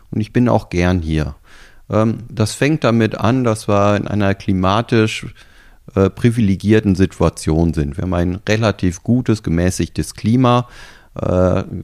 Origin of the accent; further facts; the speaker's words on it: Germany; naja, ich komme ja aus Deutschland da können wir ja noch eine Menge von euch lernen.